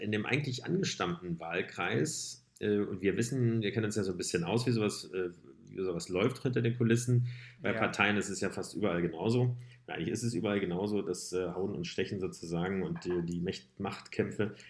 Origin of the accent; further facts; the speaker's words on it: Berlin, Germany; wir sind ja auch Berliner